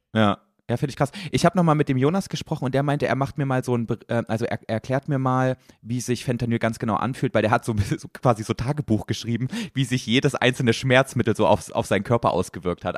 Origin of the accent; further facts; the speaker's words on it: the East, eastern Germany, Germany; ich komm aus dem Osten, da gab es nur russisch